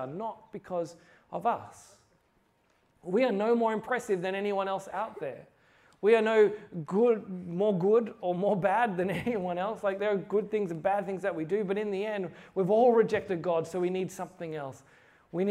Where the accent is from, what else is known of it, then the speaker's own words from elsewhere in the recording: Australia; I'm from Australia